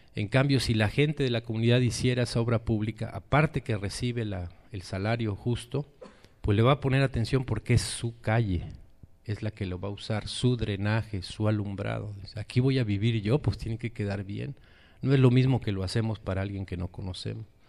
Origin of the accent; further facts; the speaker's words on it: Chiapas, Mexico; nosotros somos allá de Chiapas, de las montañas del sureste mexicano